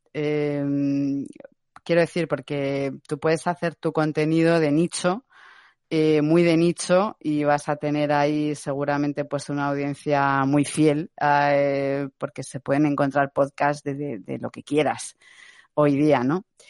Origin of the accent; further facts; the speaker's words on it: Madrid, Community of Madrid, Spain; soy de Madrid